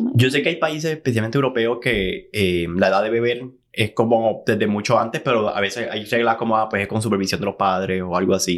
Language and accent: Spanish; San Juan, Puerto Rico; moved away as an adult; now in Los Angeles, United States; yo soy de San Juan, de la capital